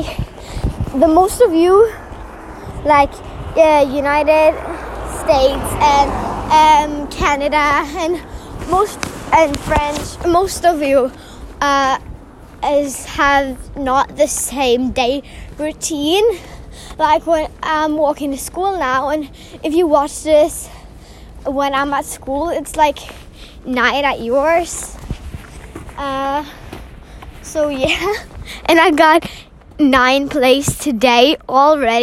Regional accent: Norway; I'm from Norway

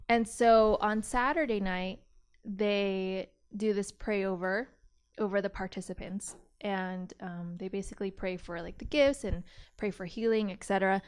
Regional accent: Modesto, California, United States; also born or lived in Canada; I grew up in Modesto, California. So, Central Valley

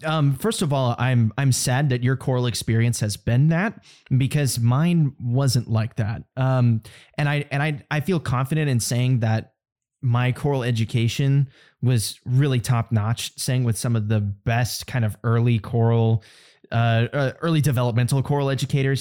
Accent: United States; as an American

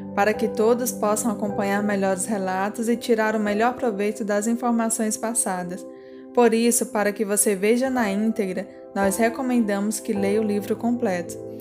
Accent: Brazil; nasci no Brasil

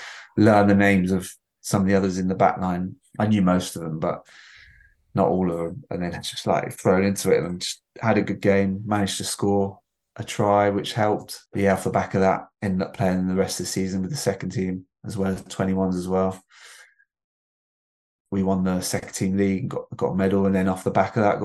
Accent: Salisbury, South West England, United Kingdom

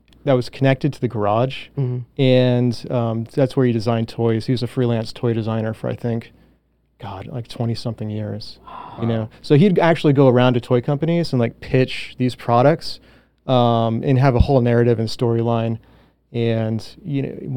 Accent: Coventry, Rhode Island, United States; also born or lived in Providence, Rhode Island; I grew up in Coventry

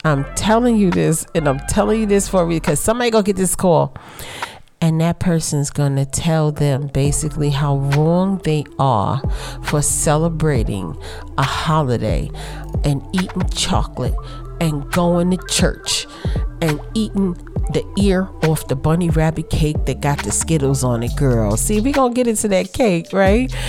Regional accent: New York City, New York, United States; I grew up in Brooklyn

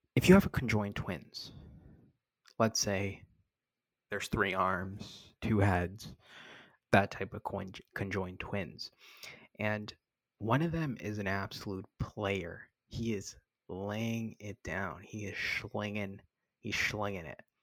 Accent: Canada; moved away as an adult; also born or lived in Boston, United States; now in Miami, United States; I'm from Canada. I know I was born in Boston, but I'm I, I grew up here.

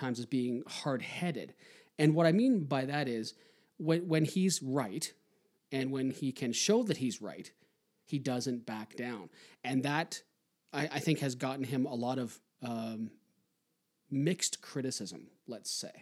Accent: Toronto, Ontario, Canada; from Toronto

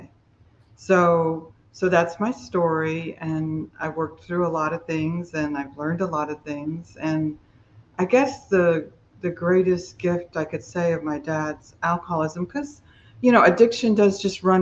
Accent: Miami, Florida, United States; I grew up in Miami, Florida, and my parents were alcoholic

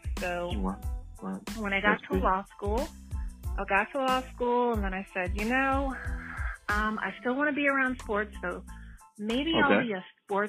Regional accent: Baton Rouge, Louisiana, United States; moved away as an adult; now in California, United States; So I was born and raised in Baton Rouge, Louisiana, youngest of four daughters, third generation Southernite.

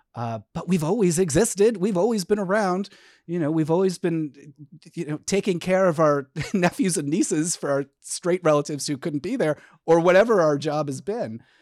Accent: Connecticut, United States; I grew up in Connecticut

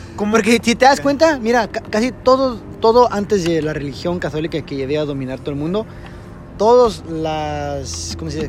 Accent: Mexico; somos mexicanos

